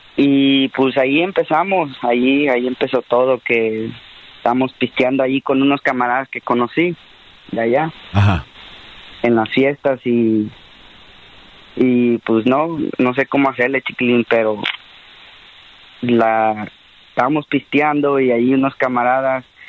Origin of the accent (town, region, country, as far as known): United States; born or raised there; also born or lived in Mexico